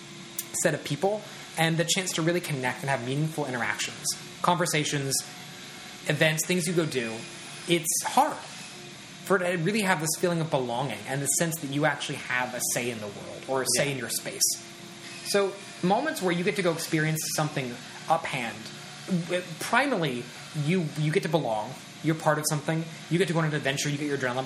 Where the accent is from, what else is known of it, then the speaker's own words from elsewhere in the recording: Midwest, United States; now in Los Angeles, United States; I come from the Midwest, and being able to connect to people out here is very, very hard.